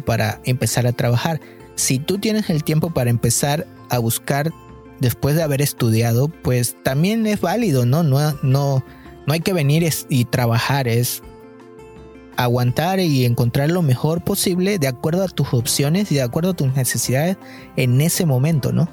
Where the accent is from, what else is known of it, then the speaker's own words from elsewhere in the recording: Mexico; moved away; yo soy mexicano